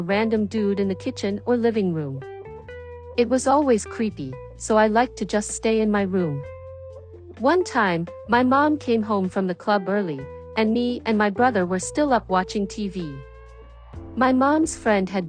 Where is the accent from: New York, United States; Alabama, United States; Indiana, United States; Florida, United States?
New York, United States; also born or lived in White Plains, New York; I grew up in the Bronx